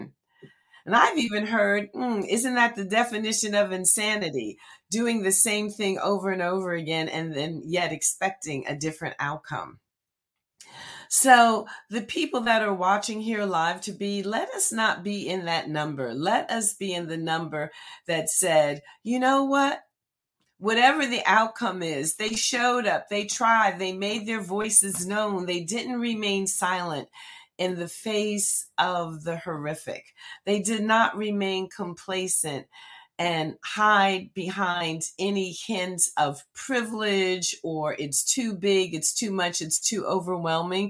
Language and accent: English; Red Bank, New Jersey, United States; In my home state, New Jersey is my home. I'm a native of New Jersey. I'm a fourth generation Red Banker.